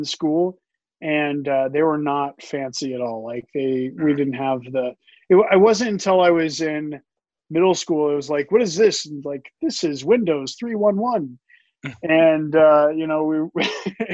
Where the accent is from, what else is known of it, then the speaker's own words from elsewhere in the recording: Southwest Missouri, United States; I grew up in Missouri